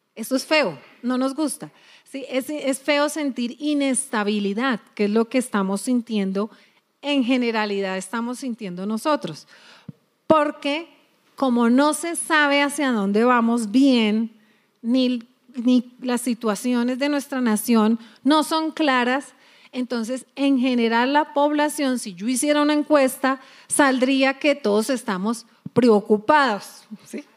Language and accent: Spanish; Colombia; nosotros somos colombianos, a ver, colombianos a mucho orgullo